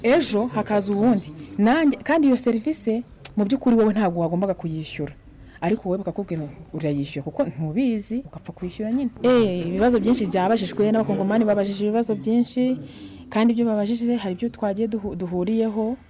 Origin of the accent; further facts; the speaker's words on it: Rwanda; twari abanyarwanda babiri mu iduka